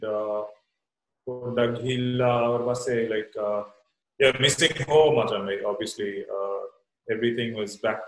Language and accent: English; Colombo, Western Province, Sri Lanka; moved away; also born or lived in Wattala; I was born and raised in Colombo, so I was born in Vattala, Maheson, and during the 83. Riots, my mom moved with my brother and I to Kalpiti